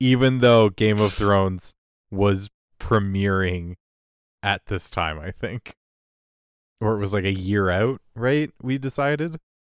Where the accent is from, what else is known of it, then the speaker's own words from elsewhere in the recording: Canada; as a Canadian